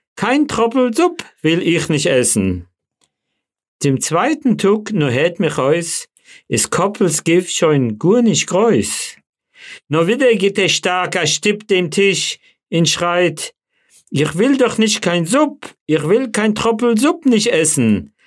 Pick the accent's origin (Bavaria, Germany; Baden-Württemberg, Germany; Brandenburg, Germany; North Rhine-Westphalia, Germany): Bavaria, Germany; Föhrenwald; accent: Hessisch ein bisschen eingefärbt; first language Yiddish; German is a second language; now in Frankfurt am Main, Germany; ich bin natürlich äh, äh, als Kind äh, in dem Lager aufgewachsen